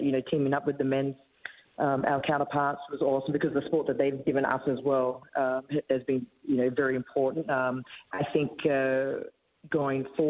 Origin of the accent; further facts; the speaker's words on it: Australia; moved away; I'm an Australian